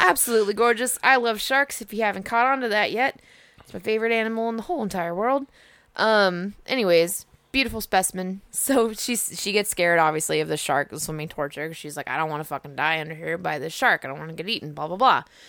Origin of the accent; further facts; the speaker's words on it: United States; we're American as fuck